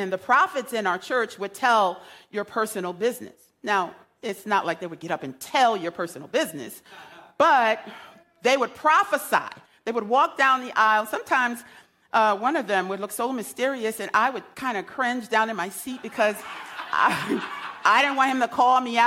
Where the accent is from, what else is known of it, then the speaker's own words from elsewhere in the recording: United States; I grew up in Beardsley Terrace